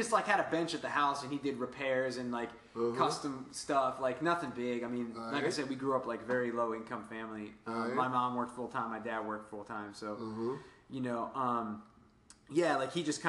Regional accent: Woodbridge, Virginia, United States; All right. And I was from Woodbridge, Virginia, Occoquan area.

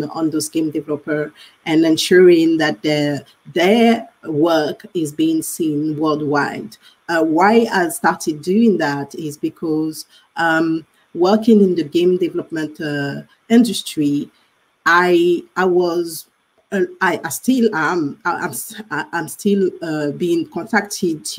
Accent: Guadeloupe; moved away; I'm actually from the Caribbean, French Caribbean

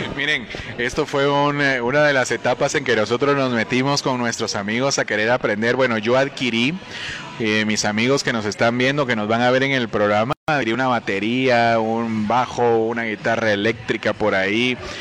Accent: Guatemala; lo que necesitamos nosotros como guatemaltecos

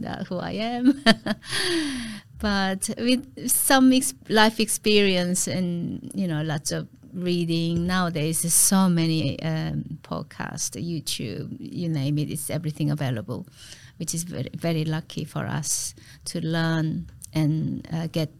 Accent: Daegu, South Korea; English is a second language; moved away as an adult; now in Melbourne, Australia; Yeongnam University, yes, in Daegu, my hometown

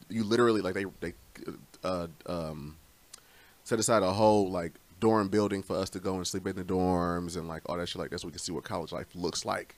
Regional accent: Romulus, Michigan, United States; here I am from Romulus

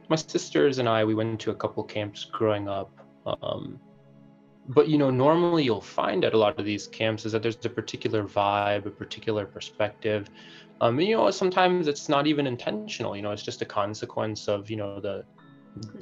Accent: Madison, Wisconsin, United States; I was born and raised in Madison, Wisconsin

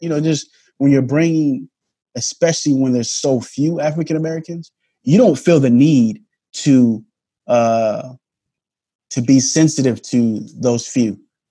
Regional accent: Germany; I grew up in a culture that wasn't just my own. I grew up in Germany, you know.

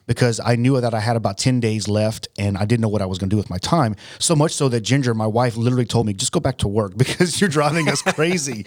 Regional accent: United States; I'm an American

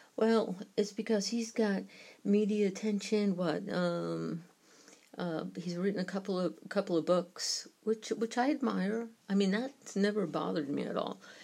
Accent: New York, United States; accent: New York; my New York accent

